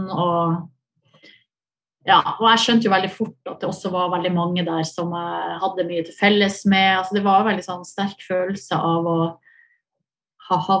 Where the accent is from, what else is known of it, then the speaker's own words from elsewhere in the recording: Hamarøy, Nordland, Norway; moved away; also born or lived in Oslo / Volda; Jeg er fra Hamarøy.